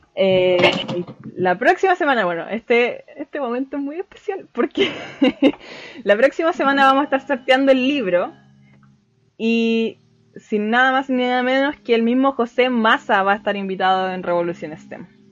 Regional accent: Chile; soy de Chile

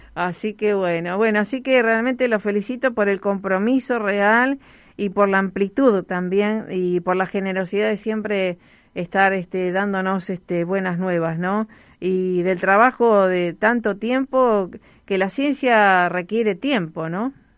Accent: Rosario, Santa Fe, Argentina; Como Rosarina

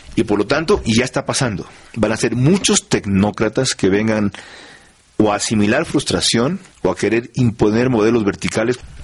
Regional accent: Manabí, Ecuador; en mi tierra, en Manaví

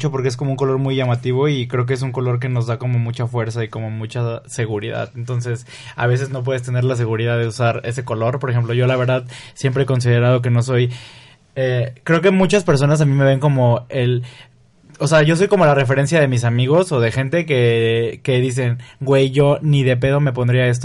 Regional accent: Río Verde, San Luis Potosí, Mexico; soy de Río Verde. Y de ahí me fui a estudiar a San Luis Potosí en la universidad.

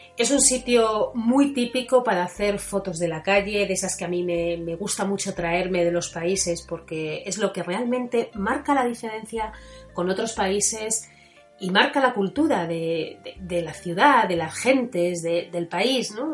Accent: Spain; somos españoles y que estamos acostumbrados a nuestras Semanas Santas

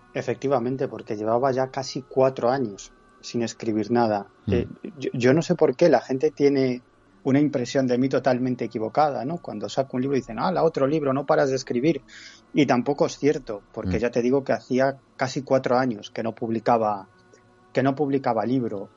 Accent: Galicia, Spain; en mi tierra, en Galicia

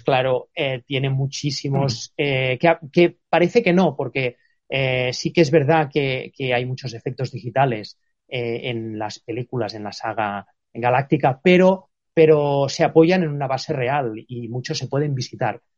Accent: Spain

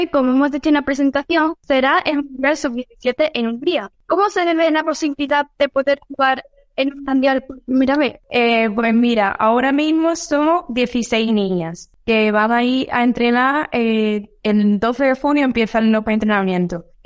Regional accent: Spain; imagínate ya soy siendo española con tantas niñas muy buenas

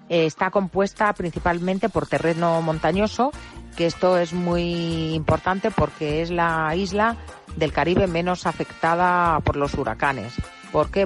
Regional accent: Spain; nosotros los españoles

